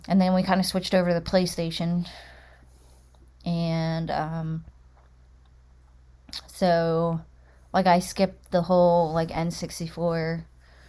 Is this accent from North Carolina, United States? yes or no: no; Delaware, United States; Born and raised in Delaware as well.